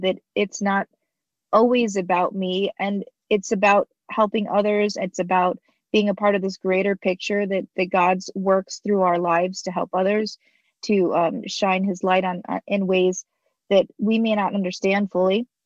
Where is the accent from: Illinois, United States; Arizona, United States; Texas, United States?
Arizona, United States; I was born here in America, you know, right in Arizona where I'm I've been here homegrown, been here my whole life